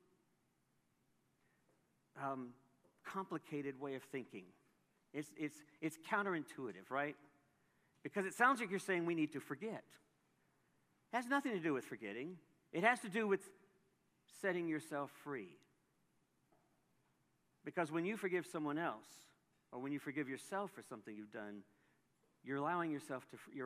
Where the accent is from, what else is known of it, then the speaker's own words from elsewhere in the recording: Fort Worth, Texas, United States; we're from Fort Worth